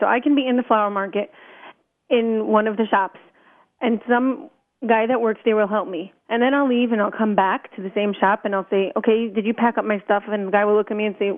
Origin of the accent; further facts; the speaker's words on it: New York City, New York, United States; I was brought up in Brooklyn